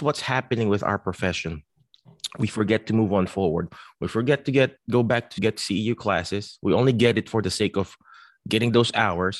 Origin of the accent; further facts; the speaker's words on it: Philippines; now in United States; I came from the Philippines